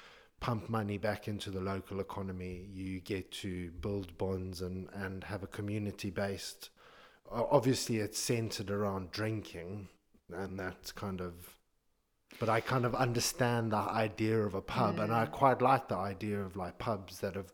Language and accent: English; Zimbabwe; now in United Kingdom; obviously I'm Zimbabwean